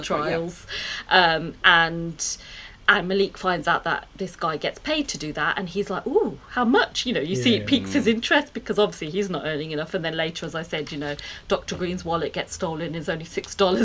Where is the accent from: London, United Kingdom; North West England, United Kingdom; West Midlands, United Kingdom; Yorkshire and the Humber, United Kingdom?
West Midlands, United Kingdom; Birmingham; born or raised there